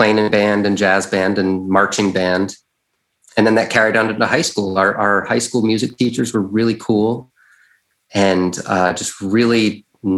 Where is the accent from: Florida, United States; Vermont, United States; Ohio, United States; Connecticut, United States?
Vermont, United States; Barre; So in my hometown of Barrie, Vermont, where I am right now, actually